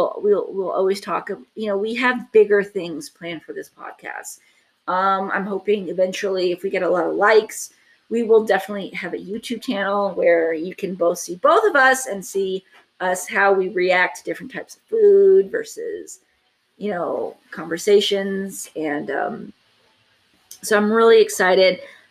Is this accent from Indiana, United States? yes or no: no; Texas, United States; So the one thing you need to take about Texas people is we are the ones that will say, yeah, I'm from Texas and I'm proud of it.